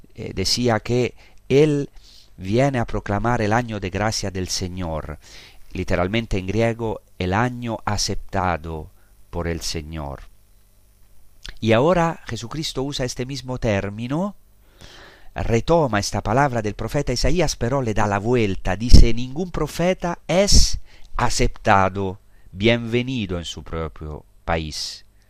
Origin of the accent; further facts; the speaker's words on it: Rome, Lazio, Italy; now in Holy Land; Yo, yo he nacido en Roma, nací a pocos kilómetros del Vaticano